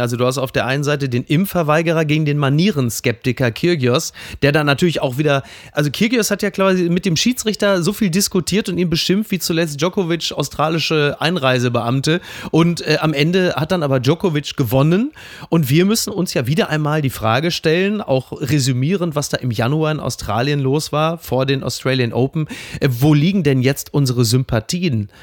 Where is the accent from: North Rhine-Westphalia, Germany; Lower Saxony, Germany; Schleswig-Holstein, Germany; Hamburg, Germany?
North Rhine-Westphalia, Germany; Ruhr area; born or raised there